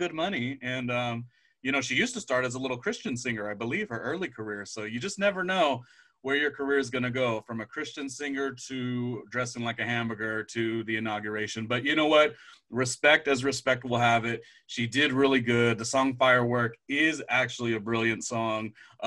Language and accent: English; California, United States; I grew up in California